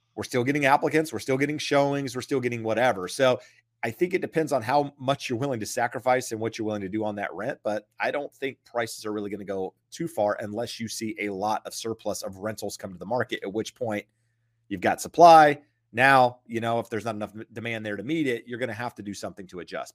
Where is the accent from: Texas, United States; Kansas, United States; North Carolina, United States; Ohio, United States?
North Carolina, United States; now in Southern California, United States; I'm from North Carolina